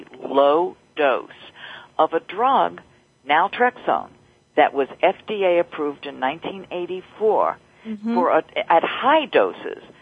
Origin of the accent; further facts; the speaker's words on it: New York City, New York, United States; I'm from New York